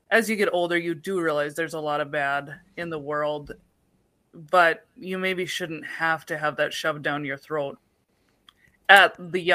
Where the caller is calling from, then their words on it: North Dakota, United States; I called and you were shocked to discover I was calling from North Dakota.